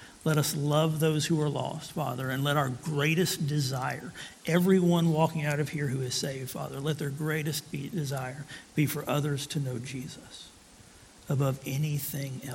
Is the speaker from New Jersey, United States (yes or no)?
no; Tullahoma, Tennessee, United States; I grew up in Tullahoma, Tennessee, about halfway between Chattanooga and Nashville